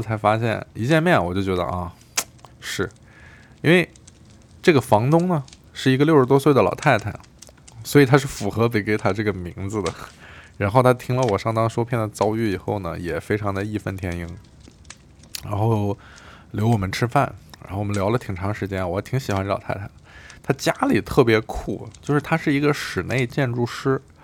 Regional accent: China; moved away as an adult; also born or lived in Beijing; now in Berlin, Germany; 我们是中国的

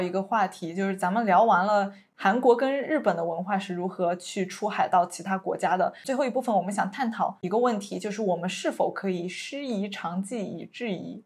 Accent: China; 作为一个中国人

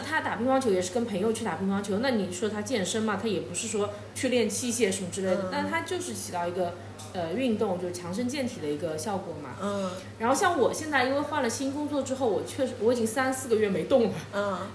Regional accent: China; 我们大陆这边好像，特别我们这小城市

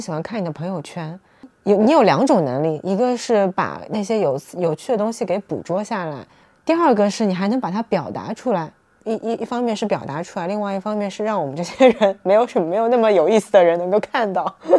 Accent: southern China, China; 我这个南方人

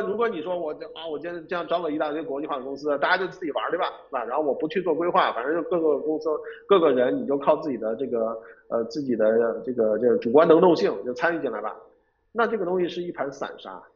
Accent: Beijing, China; also born or lived in Shenzhen; 因为我本身是北京人，所以说北京我也比较熟悉

